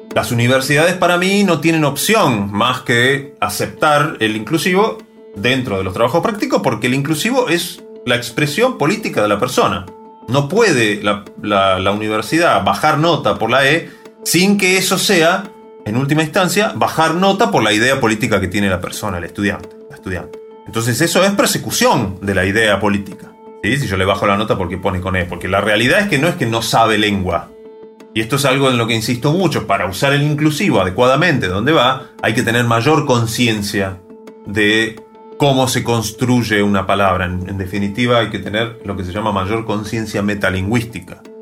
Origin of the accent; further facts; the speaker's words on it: Argentina; los hablantes de Argentina